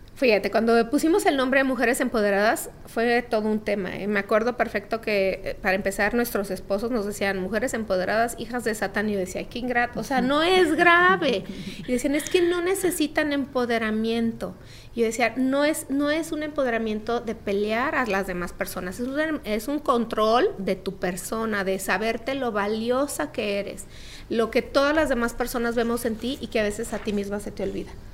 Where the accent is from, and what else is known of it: Guadalajara, Jalisco, Mexico; born or raised there